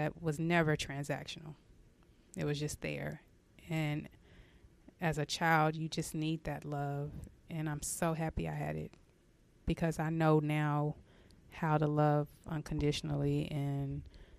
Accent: San Antonio, Texas, United States; now in Dallas, United States; I grew up in San Antonio

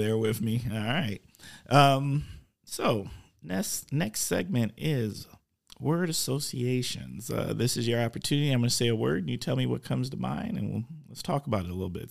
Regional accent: Oshkosh, Wisconsin, United States

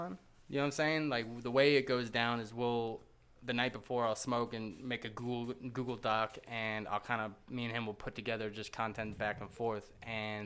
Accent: New York, United States; I'm from New York

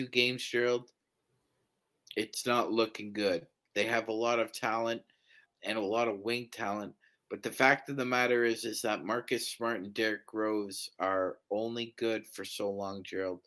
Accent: Toronto, Ontario, Canada; my hometown Toronto Raptors

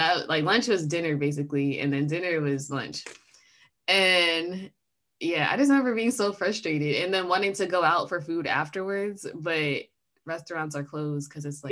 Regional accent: United States; accent: American; And I make sure my accent is in full force so they know I'm just American.

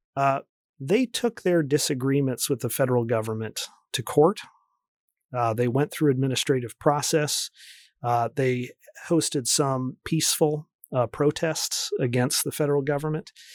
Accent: United States; moved away as an adult; also born or lived in Oregon / Colorado / Michigan; I grew up near Washington, D C

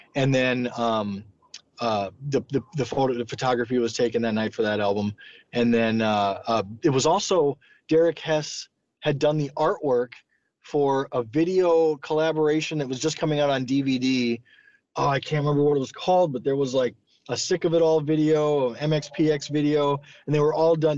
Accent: Sioux Falls, South Dakota, United States; where I grew up in Sioux Falls

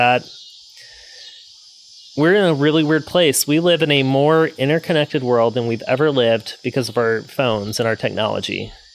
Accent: South Louisiana, United States; moved away as an adult; also born or lived in Chattanooga / Austin; now in Baton Rouge, United States; I'm from South Louisiana and from Louisiana in general

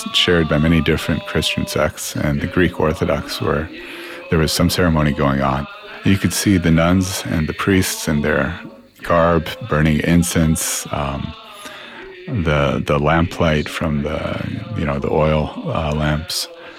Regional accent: London, United Kingdom; born there; I was born in London. I was there till the ripe age of 3

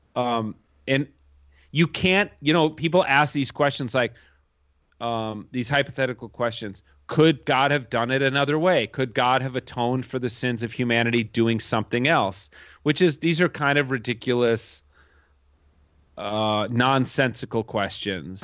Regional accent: Minnesota, United States; I grew up here in Minnesota in, in the same town I live in now. Uh, it's a suburb of Minneapolis

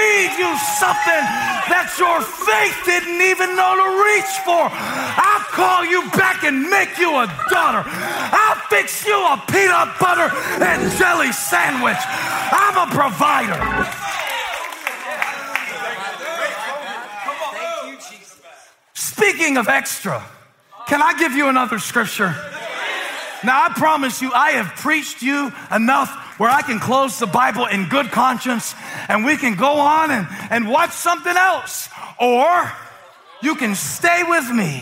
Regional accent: Moncks Corner, South Carolina, United States; born or raised there

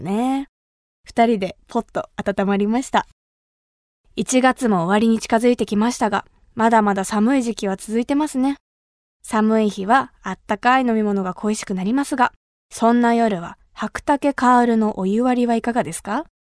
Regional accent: Kumamoto, Japan; accent: Kumamoto dialect; 熊本出身の

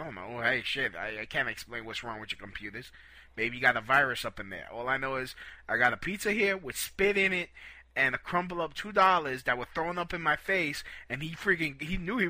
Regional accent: Brooklyn, New York, United States; You can't be doing this to no Puerto Ricans. We're Puerto Ricans from Brooklyn. We don't put up with this nonsense.

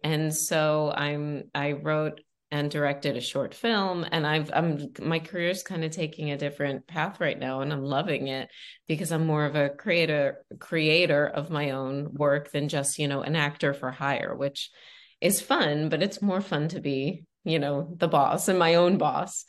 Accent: Long Island, New York, United States; moved away; also born or lived in Los Angeles; I came from Long Island. I was a dentist's daughter.

